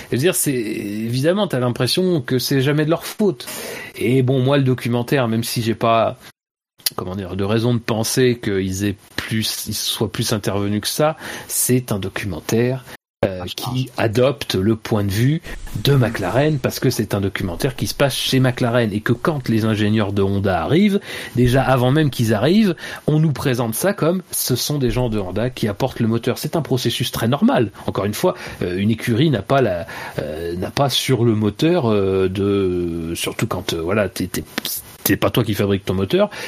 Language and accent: French; France; En plus, je suis français, donc je peux leur indiquer les bons, les, bons bistrots du coin.